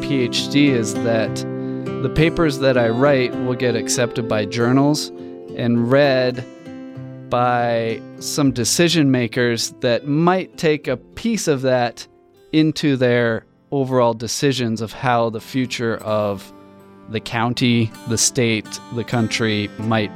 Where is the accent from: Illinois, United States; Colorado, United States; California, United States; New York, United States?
Colorado, United States; I grew up in Colorado at the foot of the Rocky Mountains